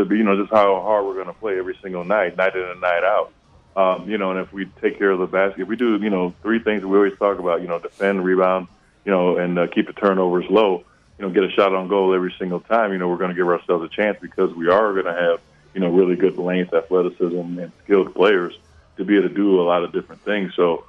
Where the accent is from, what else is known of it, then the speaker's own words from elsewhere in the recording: New York, United States; growing up in West New York. There were some tough times even for me as well, so I get it, okay. I understand, but I am a diehard Bills fan.